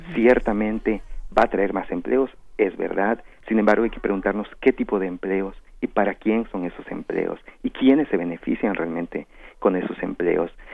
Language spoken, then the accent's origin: Spanish; Felipe Carrillo Puerto, Quintana Roo, Mexico; mi pueblo, eh, que ahora se llama Felipe Carrillo Puerto